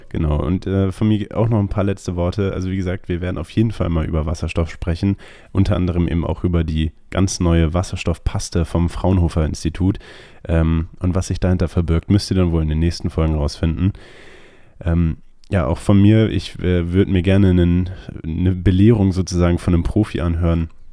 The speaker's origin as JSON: {"language": "German", "country": "Germany", "said": "wir als Deutsche"}